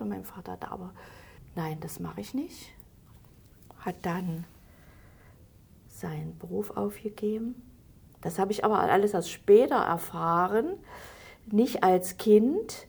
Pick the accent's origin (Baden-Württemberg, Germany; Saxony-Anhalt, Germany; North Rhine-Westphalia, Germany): Saxony-Anhalt, Germany; Halle; moved away as an adult; also born or lived in Hesse; Ich bin geboren in Halle, im Stadtteil Trotha. Das ist eine sehr schöne Gegend gewesen.